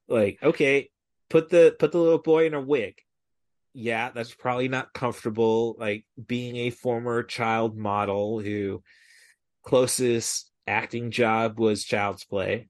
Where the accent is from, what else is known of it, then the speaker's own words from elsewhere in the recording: Peoria, Illinois, United States; I'm from Peoria, the biggest market for Bob and Tom